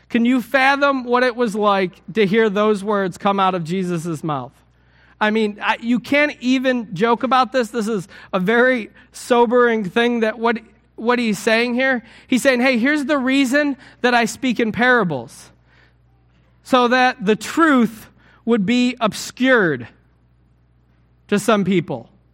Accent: United States; I'm an American.

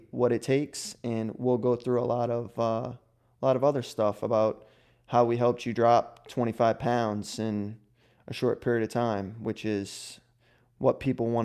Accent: New Orleans, Louisiana, United States; near New Orleans, which is where I'm originally from

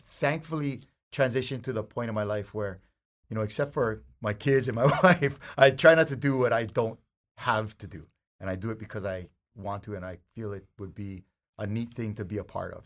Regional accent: Hawaii, United States; I'm a local boy. I gotta be here. I live in, you know, if something happens to Hawaii, I'm going down too because this is who I am, being here and being Hawaiian

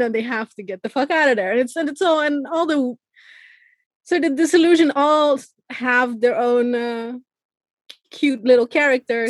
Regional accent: Iran; moved away; I'm originally from Iran

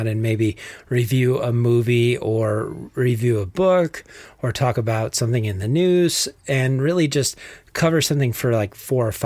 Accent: Texas, United States; accent: Texas; my Texas accent

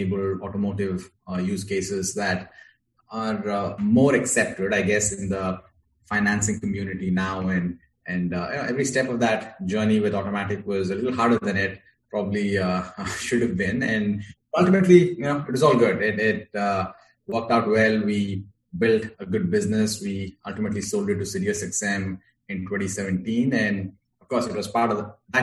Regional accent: India; moved away as an adult; now in United States; I'm originally from India, grew up there, and I moved to the US in 2009

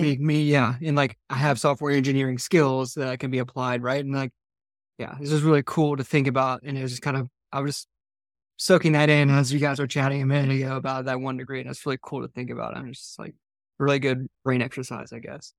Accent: Georgia, United States; I grew up in Georgia

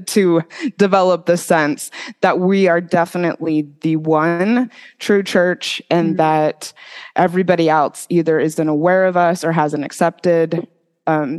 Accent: Mesa, Arizona, United States; moved away as an adult; also born or lived in Utah / Idaho; I grew up in Mesa, Arizona

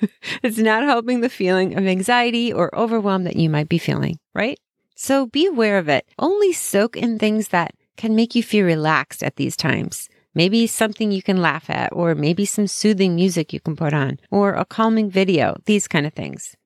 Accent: Chicago, Illinois, United States; I'm from Chicago

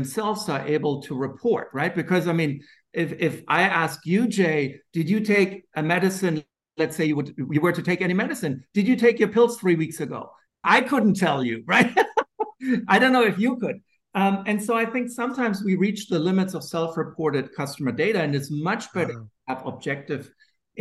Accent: Germany; accent: German; moved away; my funny German accent

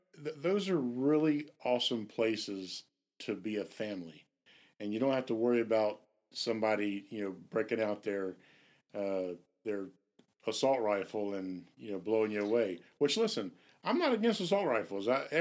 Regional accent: Jacksonville, Florida, United States; I know that we're from Jacksonville

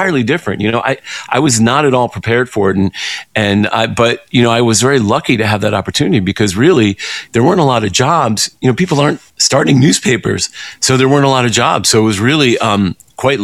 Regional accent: Greenwich, Connecticut, United States; I grew up in Greenwich, Connecticut

